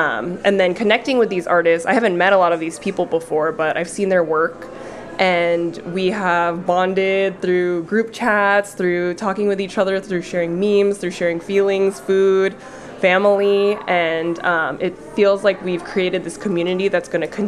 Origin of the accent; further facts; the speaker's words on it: United States; being Filipino American, I'm the first American born here in the United States, and my mom came here first, right?